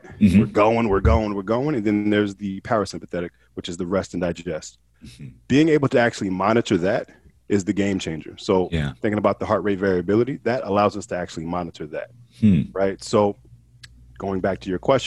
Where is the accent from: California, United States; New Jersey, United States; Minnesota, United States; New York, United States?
New Jersey, United States; Hillside; now in Portland, United States; I'm originally from Hillside, New Jersey. I live out here in Portland, Oregon now.